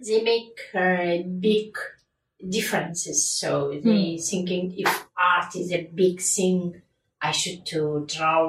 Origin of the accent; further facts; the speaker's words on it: Kazakhstan; first language Kazakh; English is a second language; moved away as an adult; now in United Kingdom; in my mother language, Kazakh